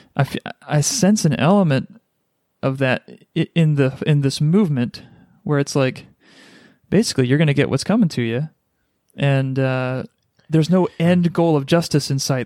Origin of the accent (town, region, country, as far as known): United States; born or raised there